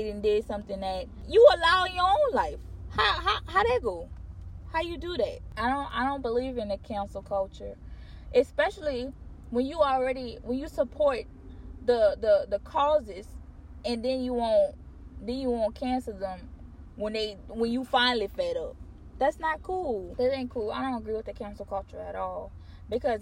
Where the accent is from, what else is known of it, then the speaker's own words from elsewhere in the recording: Louisiana, United States; We're from Louisiana